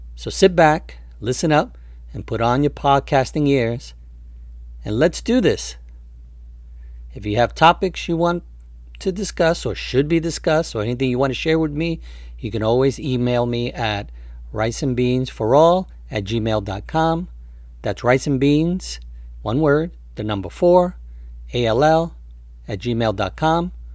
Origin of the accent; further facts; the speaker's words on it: New York City, New York, United States; also born or lived in Westchester County, New York; I was born in New York City, raised in the Boogie Down Bronx, and formed in Westchester County, New York